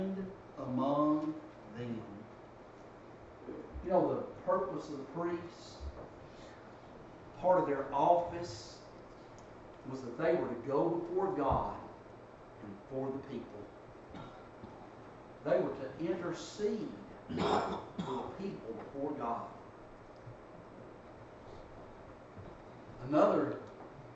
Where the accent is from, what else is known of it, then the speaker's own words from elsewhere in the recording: Dalton, Georgia, United States; growing up in Dalton